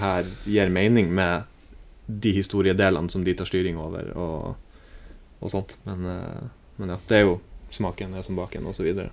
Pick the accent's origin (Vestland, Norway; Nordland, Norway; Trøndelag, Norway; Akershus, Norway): Nordland, Norway; Bodø; moved away; når jeg er hjemme i Bodø